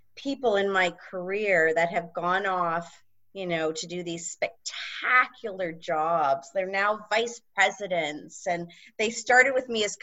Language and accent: English; Georgetown, Ontario, Canada; also born or lived in Waterloo, Ontario / Toronto; I grew up in Georgetown, Ontario, which is just northwest of the Toronto airport, a small town